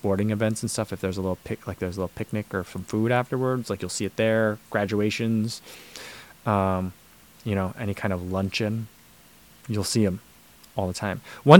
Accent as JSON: {"language": "English", "region": "New Jersey", "country": "United States", "accent": "Midwestern", "said": "I think mine is a lot of Midwestern at this point. That's what I hear when I talk. So I hear that. But I don't think I still say things very New Jersey anymore."}